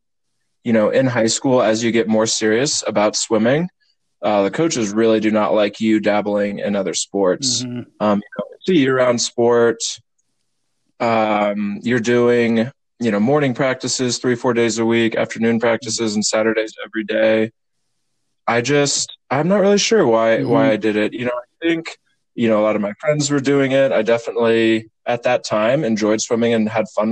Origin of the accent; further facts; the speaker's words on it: Zionsville, Indiana, United States; I'm from Zionsville, Indiana.